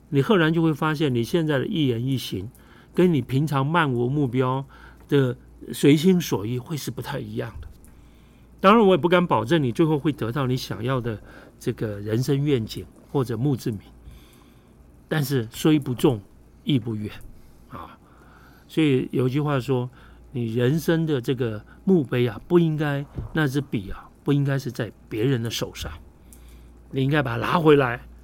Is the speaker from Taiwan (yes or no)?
yes; Taiwan; 咱们台湾人特别多那种家族企业